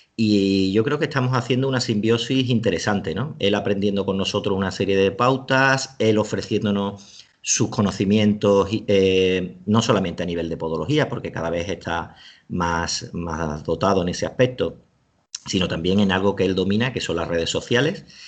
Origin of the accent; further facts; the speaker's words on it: Seville, Andalusia, Spain; now in Alicante, Spain; en Sevilla, que es de donde yo soy, aunque ahora vivo en Alicante